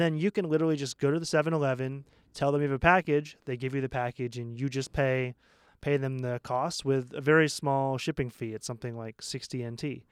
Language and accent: English; Maine, United States; moved away as an adult; now in Taiwan; I'm from Maine